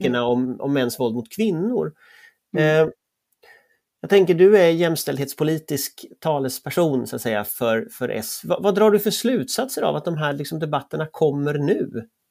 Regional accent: Gothenburg, Västra Götaland, Sweden; jag är uppväxt i, västra Göteborg, i Västra Frölunda

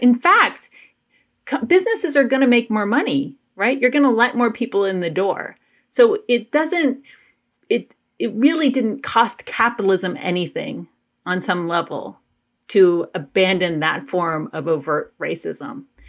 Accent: Athens, Georgia, United States; I grew up in Athens, Georgia

